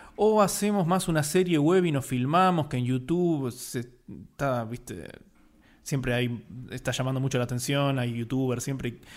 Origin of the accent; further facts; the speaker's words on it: Buenos Aires, Argentina; argentino, porteño, como les decimos acá a los que son de Buenos Aires